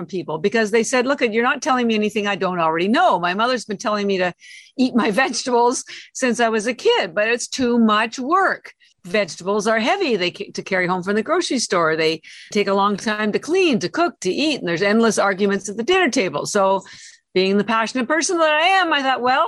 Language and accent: English; Canada; moved away as an adult; now in Boston, United States; I'm Canadian, although I've lived in Boston 33 years